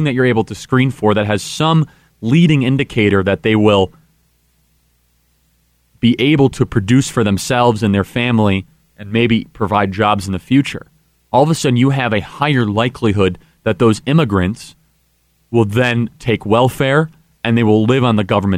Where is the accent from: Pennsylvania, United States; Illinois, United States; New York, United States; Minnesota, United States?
Illinois, United States; I'm from Illinois